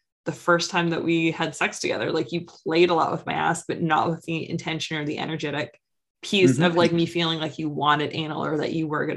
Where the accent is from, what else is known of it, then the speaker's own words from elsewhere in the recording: East Coast of Canada, Canada; I'm from the East Coast of Canada